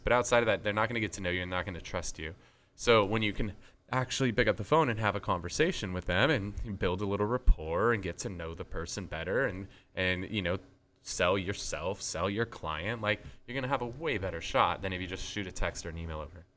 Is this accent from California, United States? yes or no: yes; San Diego, California, United States; we're from San Diego, we have the Padres here